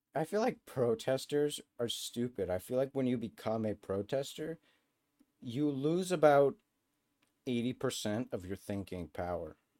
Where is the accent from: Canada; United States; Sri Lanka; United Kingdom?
Canada; where I'm from Canadian McDonald's